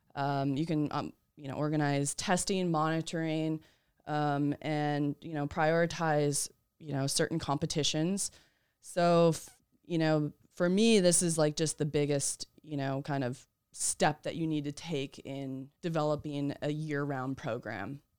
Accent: Wisconsin, United States; moved away as an adult; also born or lived in Massachusetts; I'm originally from Wisconsin.

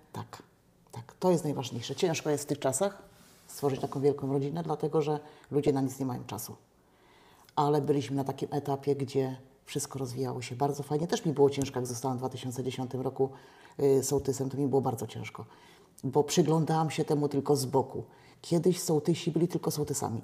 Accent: Dziadkowo, Poland; w Dziadkowie się urodziłam, ja tych ludzi bardzo dobrze znam

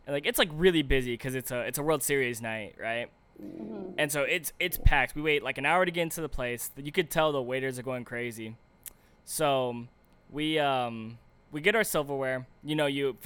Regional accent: Chino Hills, California, United States; now in Newport Beach area, United States; I'm from Chino Hills

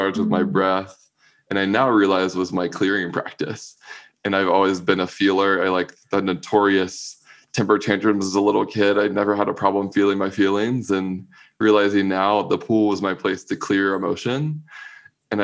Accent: Raleigh, North Carolina, United States; I grew up in Raleigh, North Carolina, closeted a little gay boy in the South

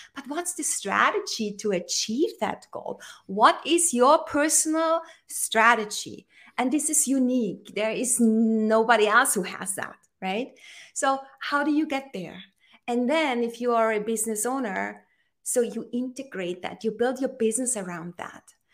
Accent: Austria; I am in Austria. I'm originally from Austria

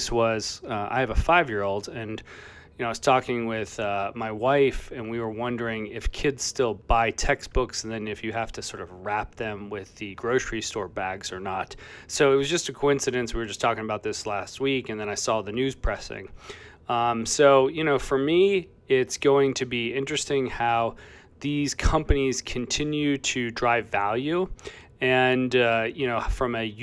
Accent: Chicago, Illinois, United States; my hometown of Chicago

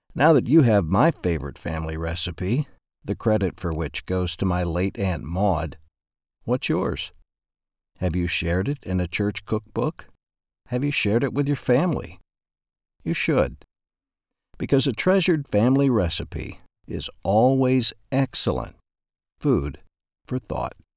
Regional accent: Ashdown, Arkansas, United States; my hometown, Ashdown, Arkansas

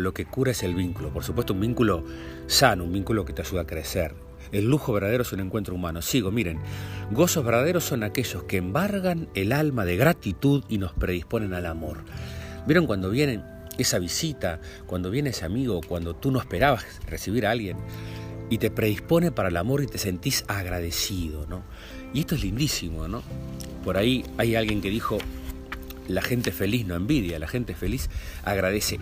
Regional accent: Lascano, Rocha, Uruguay; nosotros nos criamos en Lascano, en Rocha

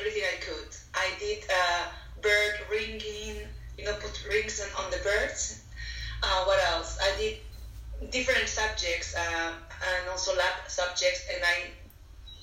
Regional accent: Valencia, Valencian Community, Spain; English is a second language; moved away as an adult; also born or lived in Barcelona, Spain / Netherlands; now in Sydney, Australia; I'm from Spain, from Valencia. And at the moment, I am based in Sydney, Australia

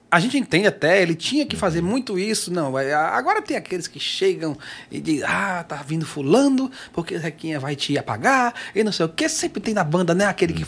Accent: Pacoti, Ceará, Brazil; moved away; lá em Pacoti, lá onde eu nasci e cresci.

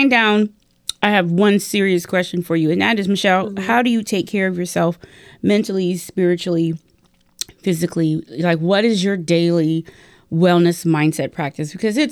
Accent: California, United States; now in Virginia, United States; I'm from California

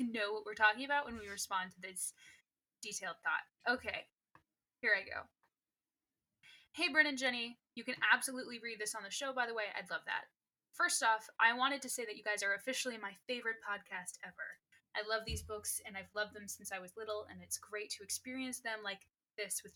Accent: England, United Kingdom; I'm British, that I'm English

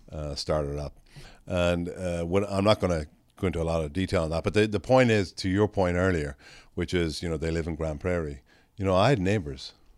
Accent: Ireland; now in Texas, United States; when I grew up in Ireland

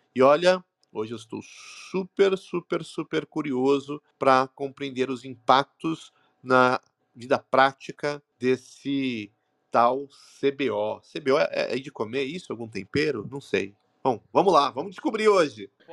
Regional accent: Brazil; sou brasileiro

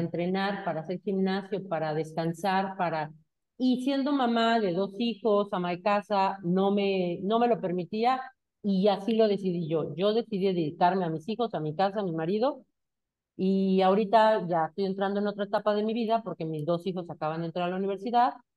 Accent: Mexico

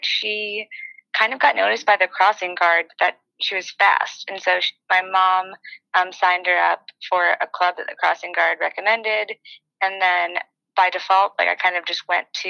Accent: New York, United States; moved away as an adult; also born or lived in Colorado / Arizona / North Carolina / Manhattan, New York; now in Austin, United States; I'm from New York, and I had been living in Colorado, and before that, Arizona, and before that, North Carolina. So I was kind of just ready to kind of move back home, see my family

